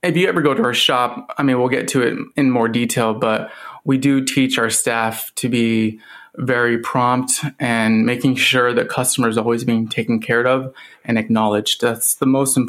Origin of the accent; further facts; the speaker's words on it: Pella, Iowa, United States; also born or lived in New York; I'm from Pella